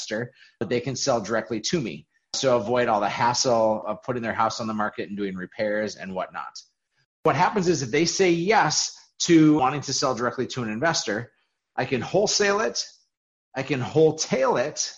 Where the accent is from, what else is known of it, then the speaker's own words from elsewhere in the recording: Fargo, North Dakota, United States; I grew up in Fargo, North Dakota, always lived here.